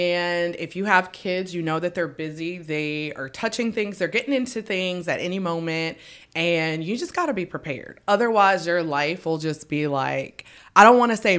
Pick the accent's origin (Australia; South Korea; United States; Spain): United States; Baton Rouge, Louisiana; I'm from Baton Rouge, Louisiana, born and raised.